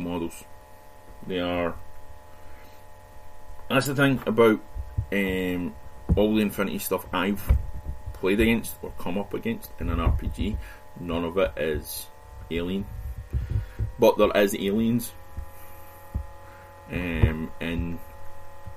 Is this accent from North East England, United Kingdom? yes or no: no; Scotland, United Kingdom; being Scottish